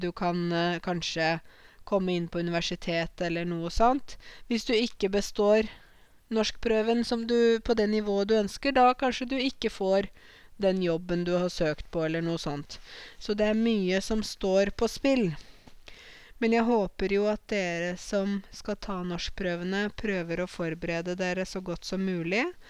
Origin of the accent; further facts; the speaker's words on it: Norway; I ryggraden min så sitter det norske verdier, norske tradisjoner og jeg er norsk